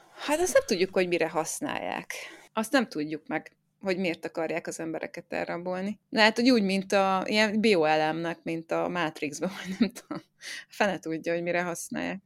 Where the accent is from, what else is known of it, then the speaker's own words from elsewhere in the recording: Zombor, Southern Hungary, Hungary; én zomborról származom, ez egy kis falu így Dél-Magyarországon